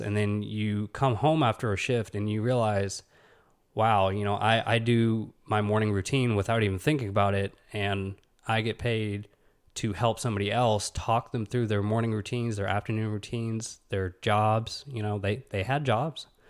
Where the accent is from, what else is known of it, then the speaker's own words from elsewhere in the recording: Huntsville, Alabama, United States; I'm from Huntsville, Alabama. You know, I'm an Alabama kid